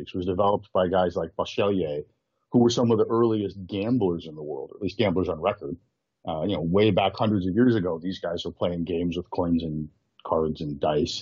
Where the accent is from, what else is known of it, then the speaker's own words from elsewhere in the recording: United States; moved away as an adult; now in Hong Kong; I'm originally American. I've now been living in Hong Kong for many years